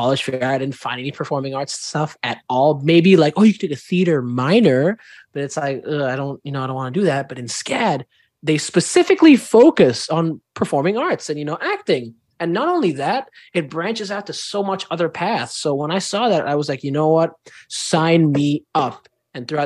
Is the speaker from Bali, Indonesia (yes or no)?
no; Jakarta, Indonesia; moved away as an adult; also born or lived in Savannah, Georgia, United States; now in United States; I am indeed from Jakarta, Indonesia, which is a 28-hour flight away from here, 12-hour difference